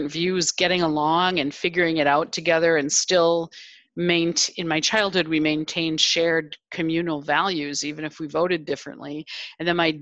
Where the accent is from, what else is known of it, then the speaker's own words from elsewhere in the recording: Janesville, Wisconsin, United States; I grew up in the Rust Belt in a town called Janesville